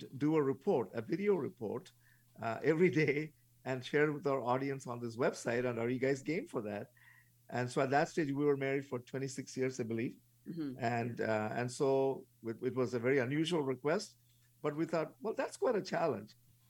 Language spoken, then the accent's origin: English; Canada; So because we're the … and mm-hmm. we're from Canada.